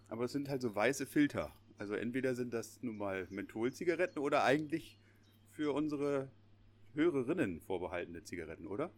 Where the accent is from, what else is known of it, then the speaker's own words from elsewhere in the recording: Lüneburg Heath, Lower Saxony, Germany; hier bei uns in der Lüneburger Heide